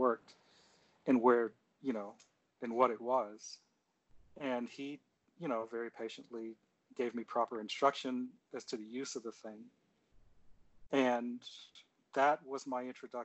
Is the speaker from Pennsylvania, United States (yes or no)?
yes; Seldom Seen, Pennsylvania, United States; also born or lived in Cleveland, Ohio; I was born in Cleveland. I grew up in a little town in southwestern Pennsylvania called Seldom Seen